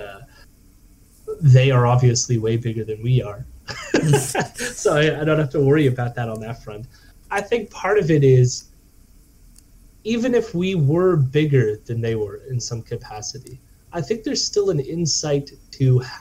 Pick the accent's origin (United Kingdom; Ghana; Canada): Canada; I'm Canadian